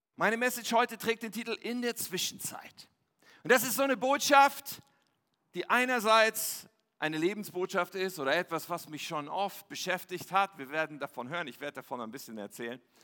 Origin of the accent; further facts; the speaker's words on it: Ennepetal, North Rhine-Westphalia, Germany; Ich bin ja in Nordrhein-Westfalen aufgewachsen, im wunderschönen Ennepetal